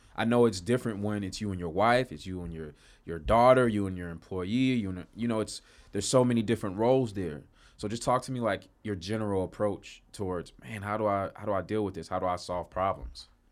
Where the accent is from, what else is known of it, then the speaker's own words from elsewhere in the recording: Chicago, Illinois, United States; moved away; I'm from Chicago originally